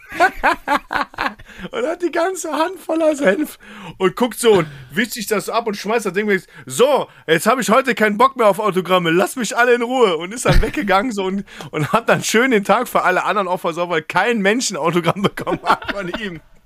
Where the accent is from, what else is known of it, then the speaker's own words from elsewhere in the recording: Mönchengladbach, North Rhine-Westphalia, Germany; in meinem Ort, wo ich in Mönchengladbach gelebt habe, auch Fußball gespielt